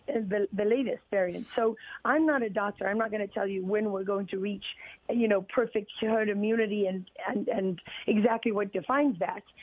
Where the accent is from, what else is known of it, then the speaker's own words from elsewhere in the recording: Durban, KwaZulu-Natal, South Africa; moved away; I grew up in that world as a South African